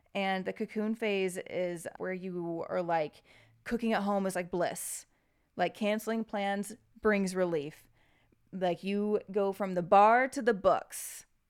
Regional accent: United States; As an American

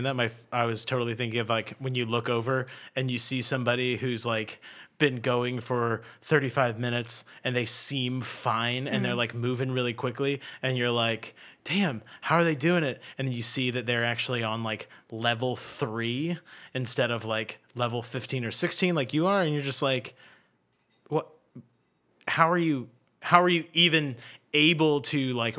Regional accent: Charleston, South Carolina, United States; I'm from Charleston. We all have treadmills on our docks.

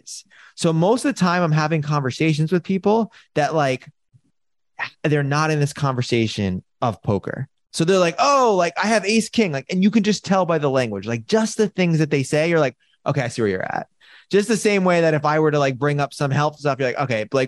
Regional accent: New York City, New York, United States; I was born and raised in New York City

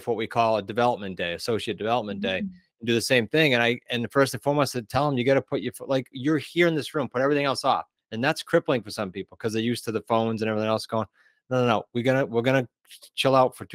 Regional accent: New England, United States; We are from New England

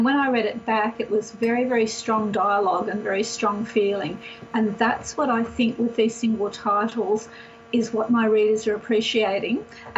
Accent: Australia; I thought, wow, I'm an Australian author.

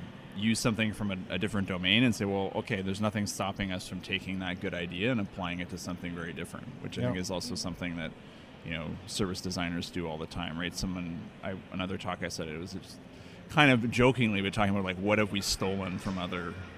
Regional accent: Toronto, Ontario, Canada; I'm from Toronto.

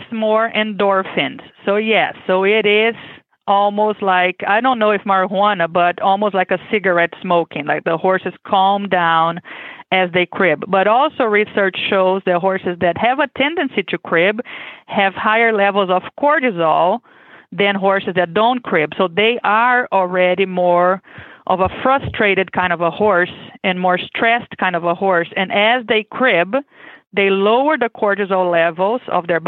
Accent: Brazil; English is a second language; moved away as an adult; now in Kentucky, United States; I am originally from Brazil, as you can expect with my accent. I was born and raised there.

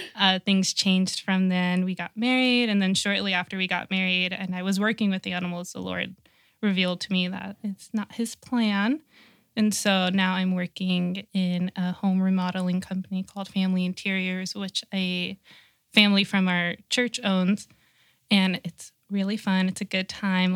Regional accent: Rancho Cucamonga, California, United States; I grew up in Rancho Cucamonga

